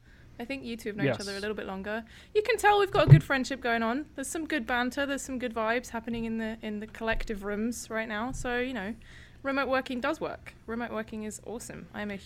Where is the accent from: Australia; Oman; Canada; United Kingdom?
United Kingdom; Cambridge, East of England; now in Austin, United States; I am based in Austin, Texas, but obviously you can tell I'm not from here. I am from Cambridge in the UK.